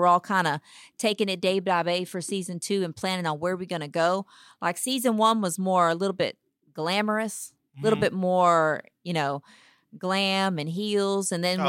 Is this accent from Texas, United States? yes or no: yes; Dayton, Texas, United States; now in Houston, United States; Originally from Dayton, Texas, small town, little bitty town. Started off there. When I got married, he told me if I moved to Houston, they got lots of food.